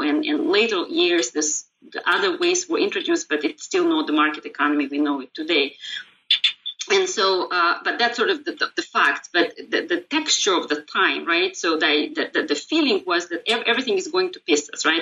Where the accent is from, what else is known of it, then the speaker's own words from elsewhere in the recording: Russia; also born or lived in Israel; now in United States; I was born in Soviet times